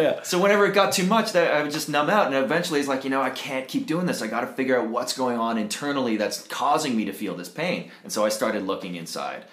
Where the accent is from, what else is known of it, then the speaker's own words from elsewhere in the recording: Toronto, Ontario, Canada; moved away as an adult; now in Costa Rica; I'm originally from Toronto, Canada.